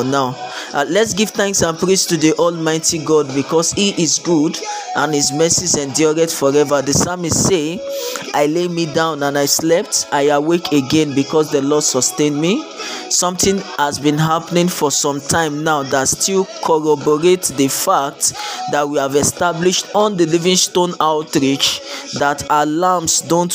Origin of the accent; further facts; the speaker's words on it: Lagos, Nigeria; I am a Nigerian. I grew up in the city of Lagos